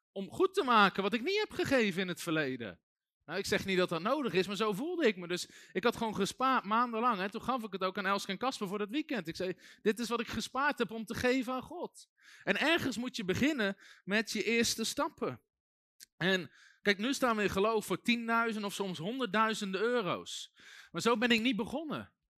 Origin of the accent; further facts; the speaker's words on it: Netherlands; ik ben ook geboren in Nederland